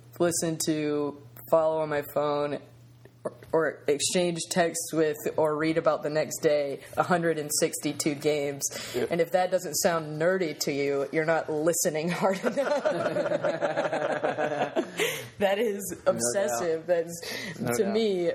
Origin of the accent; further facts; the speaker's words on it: Athens, Georgia, United States; I was born in Athens, Georgia